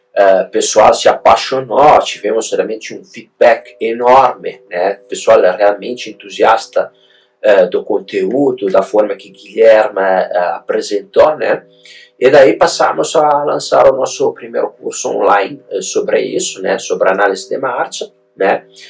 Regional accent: Italy; Portuguese is a second language; moved away as an adult; now in Brazil; eu uh, tenho um sotaque meio estranho, né? Eu sou italiano, sou produto importado

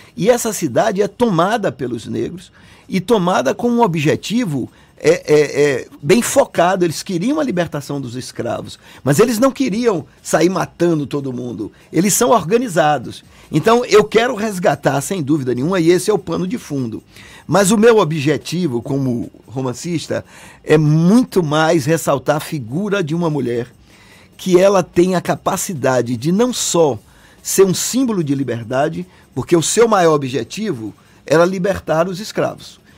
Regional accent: Salvador, Bahia, Brazil; born or raised there

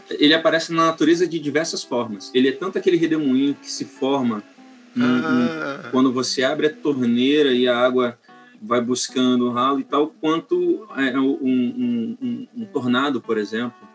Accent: Vila Velha, Espírito Santo, Brazil; also born or lived in Vitória / Campos dos Goytacazes; Eu sou nascido em Vitória, mas fui criado em Santa Catarina e em Campos dos Goitacazes, Rio de Janeiro, além é, em Vitória mesmo eu nunca morei. Só nasci mesmo e, e fui criado em Vila Velha

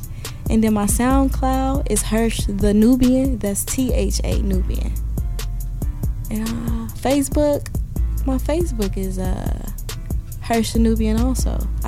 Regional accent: Chicago, Illinois, United States; So I grew up in the Bronzeville area, but my like teenage life, I grew up on 69th in Pocket Town.

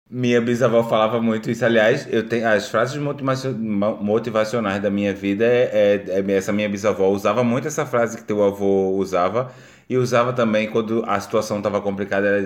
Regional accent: Brazil; accent: Brazilian; now in Portugal; E aqui em Portugal, eu como sou brasileiro e tenho sotaque brasileiro, minha gente, eu só estou fazendo elenco de apoio.

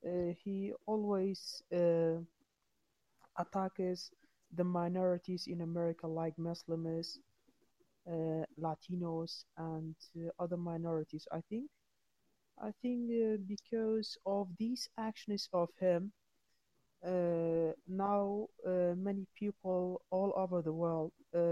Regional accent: Kurdistan Region, Iraq; English is a second language; I'm from Kurdistan.

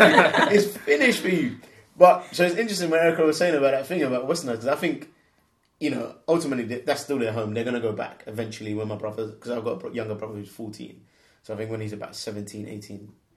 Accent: London, United Kingdom; also born or lived in Germany; I'm a Londoner. So for me, London is my home.

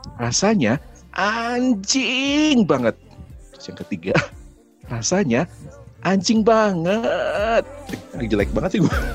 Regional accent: Bandung, West Java, Indonesia; gue orang Bandung

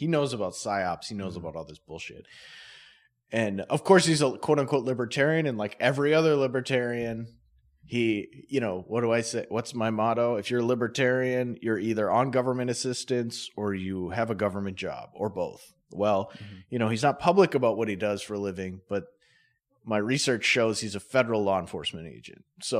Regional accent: Grand Forks, North Dakota, United States; I'm not from fucking Minot. Oh, I'm from Grand Forks.

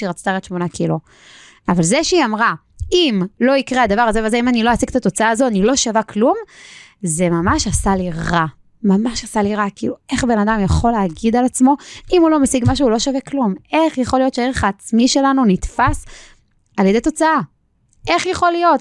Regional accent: Israel; אני בגיל שלי קיבלתי את ארץ ישראל במתנה, נולדתי כאן

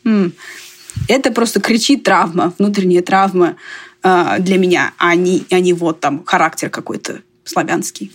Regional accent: Russia; now in United States; больше вижу себя как мордовка, но я выросла в России

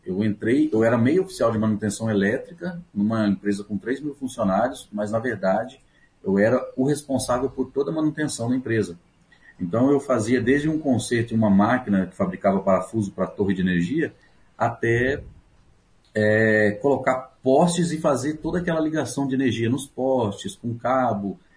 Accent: São Miguel do Oeste, Santa Catarina, Brazil; moved away; also born or lived in Paraguay; eu nasci em Santa Catarina, eu sou catarinense

